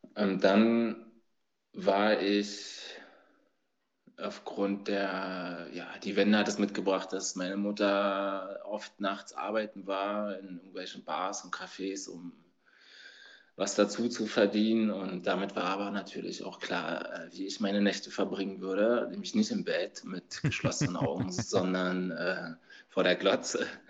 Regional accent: Berlin, Germany; ich komme aus Berlin, bin 1980 geboren, noch hinter der Mauer, also auf der Ostseite

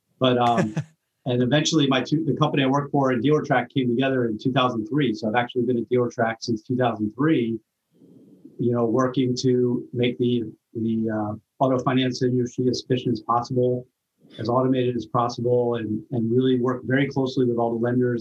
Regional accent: Maryland, United States; now in Long Island, United States; I'm originally from Maryland

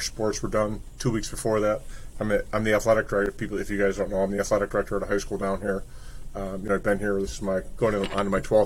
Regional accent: Buffalo, New York, United States; I grew up in the Buffalo area

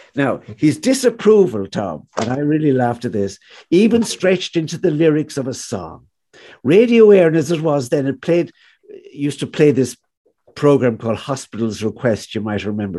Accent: Galway, Connacht, Ireland; still it's still the town of my childhood

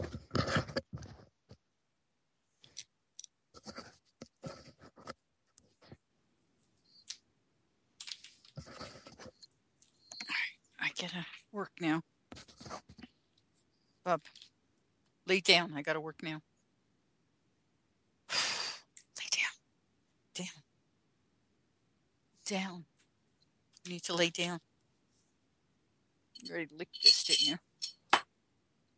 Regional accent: New York City, New York, United States; also born or lived in Westchester, New York; I was raised in the Bronx

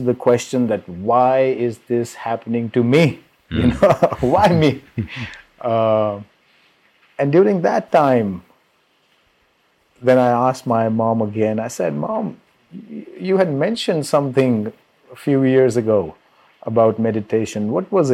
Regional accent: Delhi, India; moved away as an adult; also born or lived in California, United States; I'm from Delhi, India originally, and right after high school, I moved to the US for my college

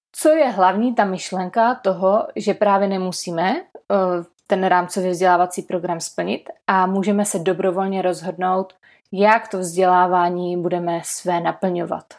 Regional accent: Czechia; My v Česku

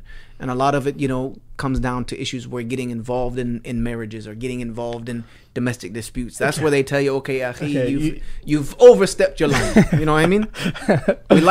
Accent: the American South, United States; also born or lived in Egypt; I'm from the South

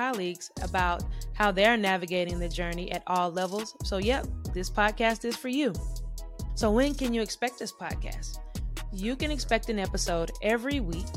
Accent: Charlotte, North Carolina, United States; I grew up in Charlotte, North Carolina

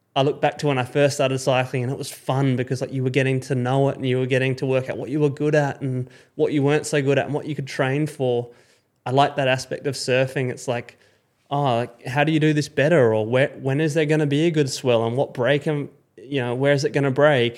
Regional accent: Perth, Western Australia, Australia; as an Aussie growing up

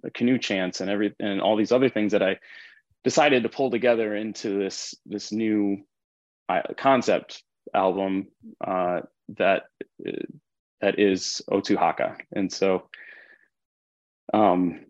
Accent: North Shore of Oahu, Hawaii, United States; I was born on the North Shore of Oahu, and raised by my mom and the Caucasian side of my family

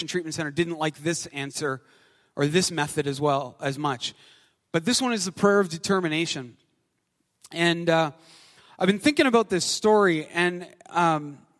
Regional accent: Canada; also born or lived in Ottawa; I'm Canadian

